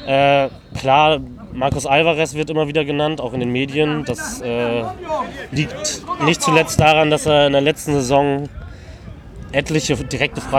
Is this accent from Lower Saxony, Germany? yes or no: yes; Oldenburg, Lower Saxony, Germany; born there; now in Osnabrück, Germany; ich äh, studiere in Osnabrück, äh, komme gebürtig aus Oldenburg